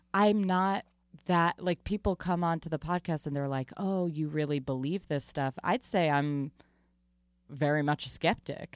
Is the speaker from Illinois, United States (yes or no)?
no; Long Island, New York, United States; I grew up in Long Island very much around the community theater world